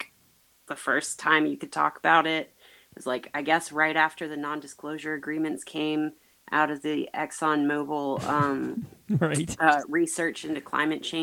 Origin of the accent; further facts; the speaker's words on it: Charlotte, North Carolina, United States; moved away as an adult; now in Asheville, United States; the house I grew up in Charlotte